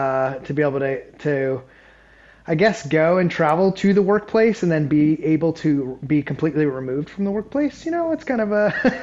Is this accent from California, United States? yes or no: yes; Southern California, United States; moved away as an adult; now in Savannah, United States; So I was born and raised in Southern California, and I am now based out of Savannah, Georgia.